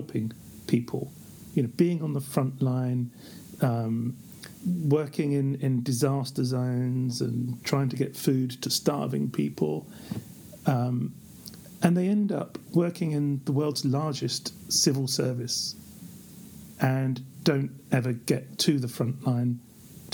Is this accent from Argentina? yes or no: no; London, United Kingdom; moved away as an adult; now in Geneva, Switzerland; I grew up in the East End of London